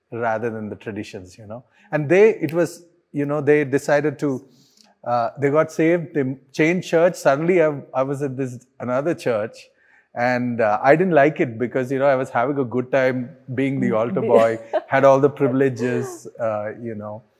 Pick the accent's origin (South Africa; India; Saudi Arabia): India; Hyderabad, Telangana; I grew up in Hyderabad, so I pretty much know Telugu and Hindi well.